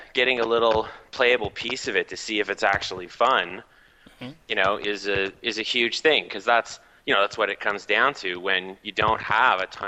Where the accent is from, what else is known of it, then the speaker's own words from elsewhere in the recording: Montreal, Quebec, Canada; I'm from Montreal, Quebec.